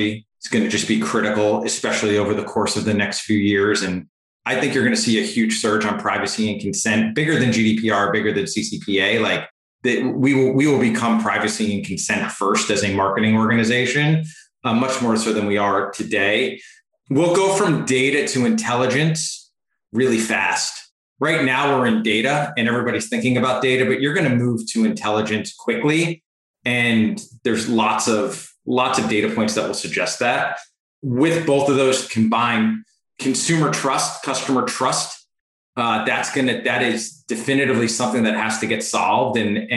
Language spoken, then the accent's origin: English; Port Chester, New York, United States; I grew up in Port Chester, New York